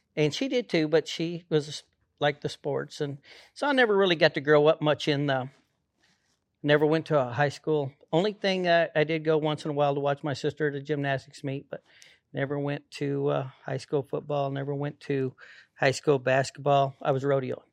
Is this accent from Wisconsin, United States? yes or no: no; Pueblo, Colorado, United States; I grew up, uh, right there in Pueblo, Colorado